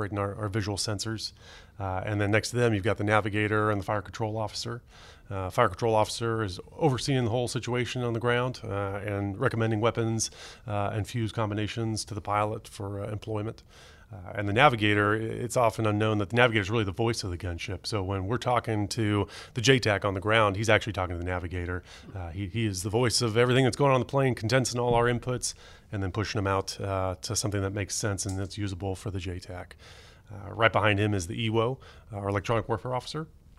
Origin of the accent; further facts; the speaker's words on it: California, United States; I grew up in the San Francisco Bay Area and just going to watch airplanes with my dad. There's a lot of good airports to go, plane spotting out there between San Francisco and Oakland